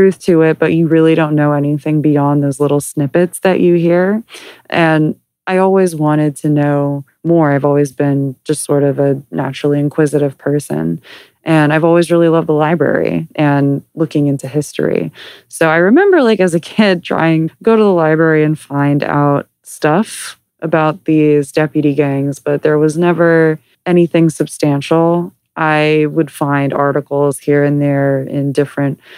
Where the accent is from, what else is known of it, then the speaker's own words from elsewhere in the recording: Southern California, United States; I grew up here in Southern California